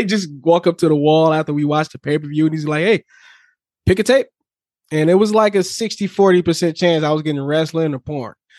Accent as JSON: {"language": "English", "town": "Detroit", "region": "Michigan", "country": "United States", "tie": "born or raised there", "said": "growing up on the East Side of Detroit"}